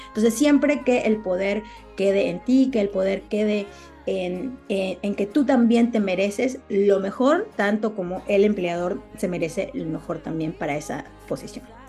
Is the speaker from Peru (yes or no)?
yes; Peru; now in United States